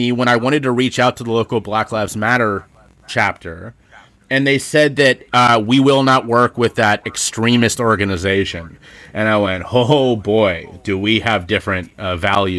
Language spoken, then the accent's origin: English; Cincinnati, Ohio, United States; also born or lived in Charleston, South Carolina; now in Philadelphia, United States; I grew up in Cincinnati, Ohio, and my hometown